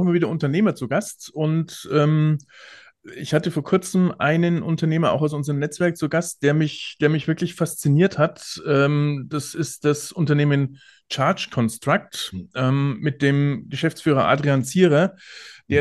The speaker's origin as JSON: {"language": "German", "region": "Bavaria", "country": "Germany", "said": "ich bin ja aus Bayern"}